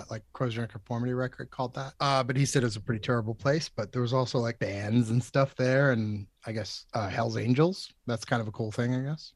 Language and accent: English; Methuen, Massachusetts, United States; also born or lived in Lawrence, Massachusetts / Mission Hill, Boston; now in Dracut, United States; I was born in Methuen, technically, and then I lived in Lawrence for a couple years until I was, like, first grade, and then I moved to Methuen